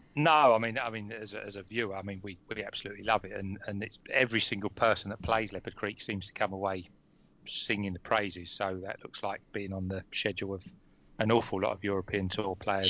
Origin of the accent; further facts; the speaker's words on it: Essex, East of England, United Kingdom; I'm from Essex as well. I'm in Romford.